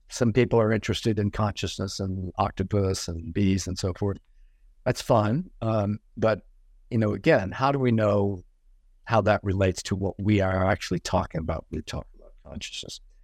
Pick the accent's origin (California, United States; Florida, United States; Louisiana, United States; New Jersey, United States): Louisiana, United States; Cajun country in South; now in New York, United States; my life growing up in Cajun country in South Louisiana